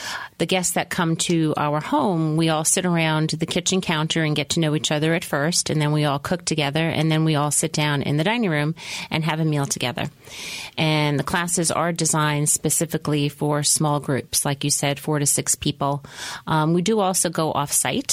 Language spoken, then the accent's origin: English; New York City, New York, United States; now in Asheville, United States; I'm the one that's from Brooklyn. So, yeah, Cottage Cooking is run by a Brooklynite and a Belgianite